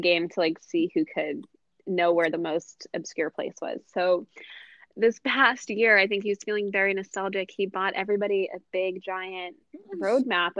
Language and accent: English; New Jersey, United States; I'm not from far. I grew up in New Jersey